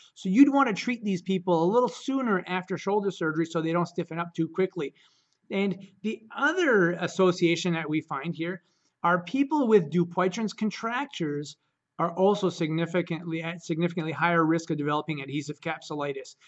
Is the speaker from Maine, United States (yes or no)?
yes; Caribou, Maine, United States; I'm from Caribou, Maine